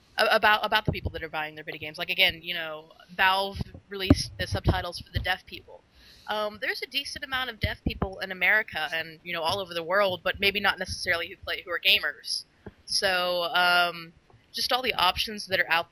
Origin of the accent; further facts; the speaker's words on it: Texas, United States; moved away; also born or lived in Dallas; I'm originally from Texas. I lived in Dallas